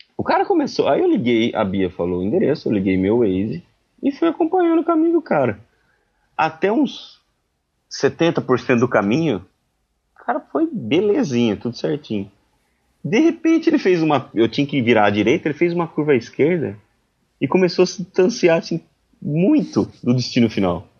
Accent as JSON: {"language": "Portuguese", "country": "Brazil", "said": "eu sou brasileiro"}